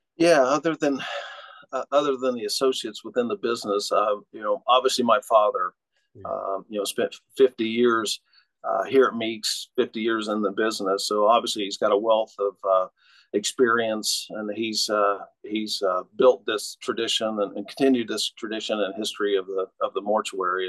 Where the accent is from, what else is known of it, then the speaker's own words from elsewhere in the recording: Oklahoma, United States; moved away as an adult; also born or lived in Cincinnati, Ohio; now in Muncie, United States; I grew up in Oklahoma, um, and then um, went to high school in Oklahoma.